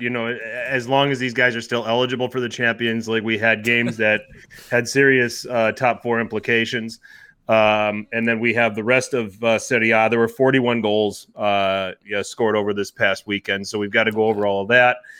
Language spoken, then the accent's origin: English; Wisconsin, United States; I'm from Wisconsin. We're like the, we're the drunkest state in the union